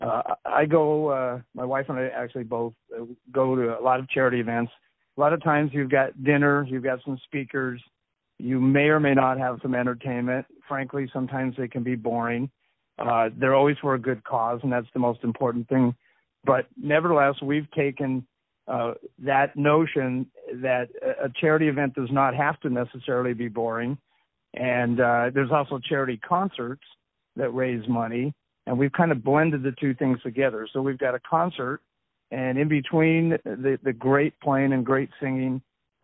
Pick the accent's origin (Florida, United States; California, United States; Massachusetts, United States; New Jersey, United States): California, United States; Southern; I'm from Southern California.